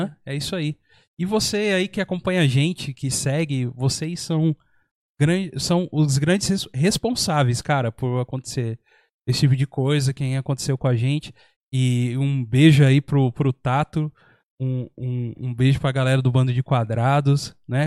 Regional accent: São Paulo, Brazil; also born or lived in Minas Gerais; now in São José dos Campos, Brazil; Eu vim de São Paulo pra cá. Eu também sou da mesma situação, nasci, eu nasci em Minas, uhum. mas eu fui para São Paulo, acho que eu, eu, tinha menos de um ano, cara. Então, então é, pelo tempo, é metade do tempo vivido em São Paulo e metade do tempo já vivido aqui

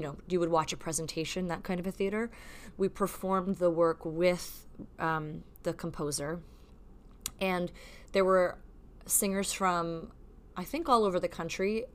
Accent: Canada; as a Canadian

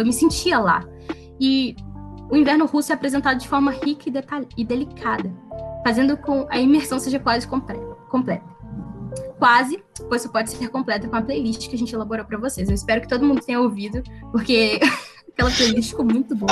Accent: Brazil; a gente é brasileiro

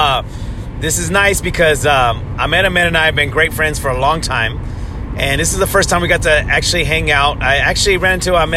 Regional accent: Northern California, United States; I'm from NorCal

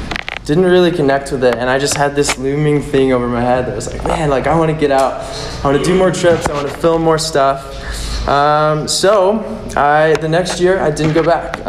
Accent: Manitou Springs, Colorado, United States; I grew up in Colorado, down in Manitou

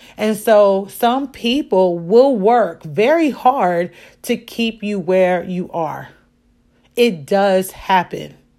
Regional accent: Chicago, Illinois, United States; I am a Chicagoan

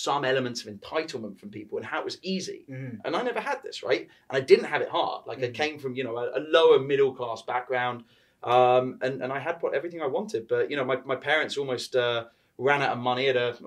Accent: London, United Kingdom; moved away as an adult; born and raised in London. I spent 28 years there.

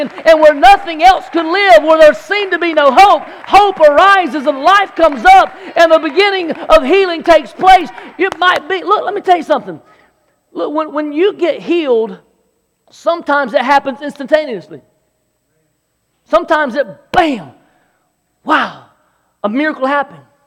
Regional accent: Belton, South Carolina, United States; also born or lived in Anderson, South Carolina; I grew up in Anderson, South Carolina, more specifically Belton, South Carolina.

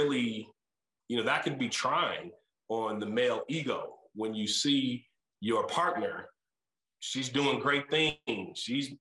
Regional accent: Muskegon Heights, Michigan, United States; moved away as an adult; also born or lived in Chicago; I'm still from Muskegon Heights

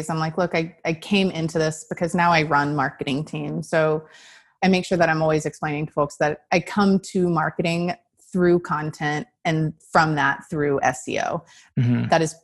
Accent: Texas, United States; I'm from Texas and I really loved Austin, wanted to be closer to my family.

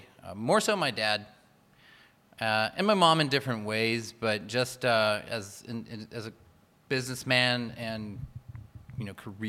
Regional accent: Chula Vista, California, United States; I was born and raised in Chula Vista.

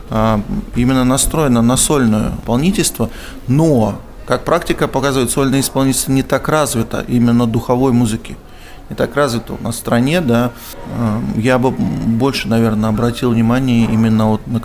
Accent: Krasnoyarsk, Krasnoyarsk Krai, Russia; Да, из Красноярска.

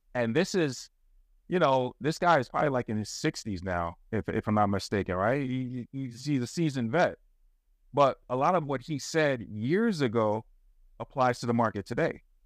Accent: the South, United States; I was raised in the South, you know, I, I, I didn't grow up in Italy

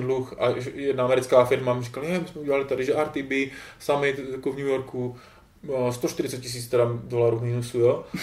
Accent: Czechia; accent: Czech English; jsem Čech a přicházím do Británie se špatnou nebo takovou českou angličtinou

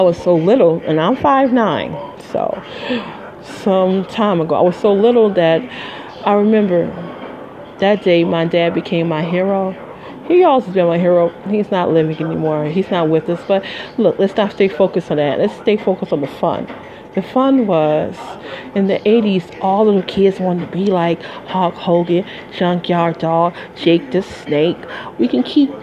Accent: Midwest, United States; moved away; I'm from the Midwest originally

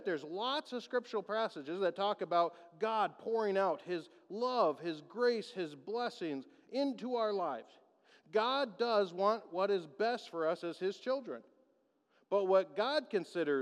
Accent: United States; As American Christians, we have let our culture, our society, and our national pride influence our faith

